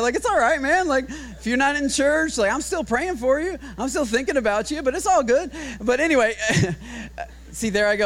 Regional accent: Michigan, United States; now in Texas, United States; I'm from Michigan

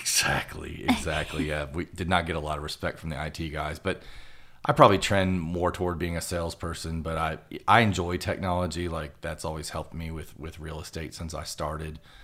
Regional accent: Roanoke, Virginia, United States; moved away as an adult; now in Lexington, United States; I'm from Roanoke, Virginia

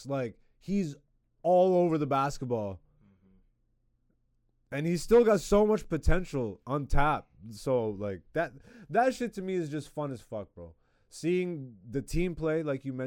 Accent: Ontario, Canada; now in Toronto, Canada; I grew up in Ontario

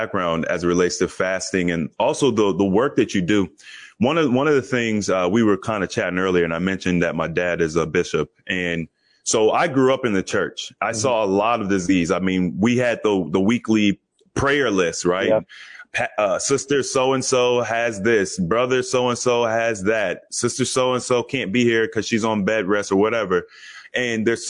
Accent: Cincinnati, Ohio, United States; Cincinnati, that's kind of my hometown

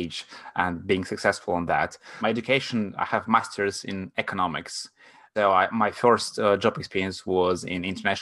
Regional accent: Latvia; first language Russian; English is a second language; moved away as an adult; now in London, United Kingdom; I'm from Latvia

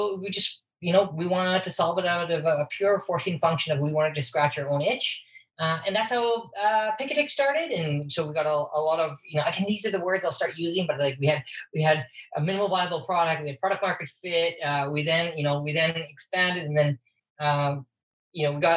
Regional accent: Saskatoon, Saskatchewan, Canada; also born or lived in San Francisco / Toronto / New York; now in Vancouver, Canada; we're both from Saskatchewan. She's originally from Odina. I'm from Saskatoon

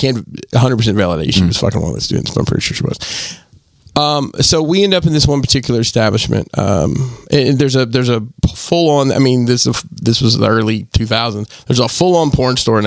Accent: the South, United States; I'm from the South

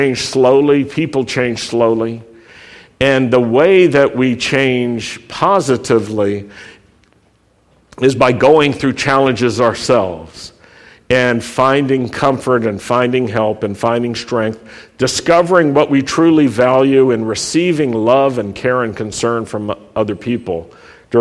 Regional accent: Roanoke, Virginia, United States; I grew up in Roanoke, Virginia, where anti-Semitism and racism were a part of everyday life

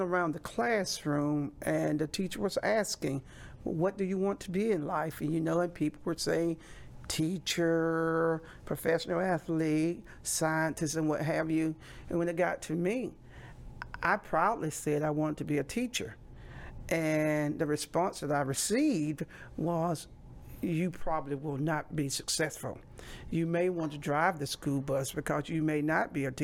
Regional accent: Lowndes County, Alabama, United States; I'm from Alabama. I grew up in rural Lowndes County

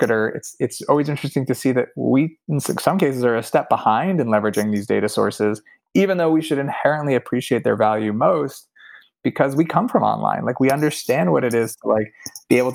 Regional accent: Pennsylvania, United States; I grew up in Pennsylvania

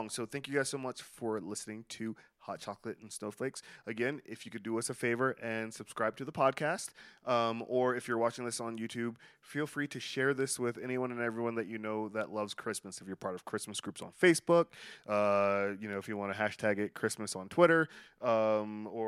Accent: Palm Coast, Florida, United States; I'm from Palm Coast. I lived in Brooklyn for that long.

